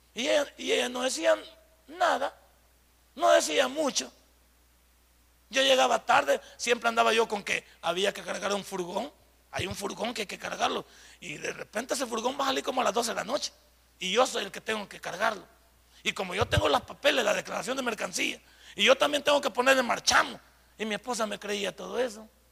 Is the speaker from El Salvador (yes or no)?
yes; El Salvador; cuando decimos que somos, que somos del Salvador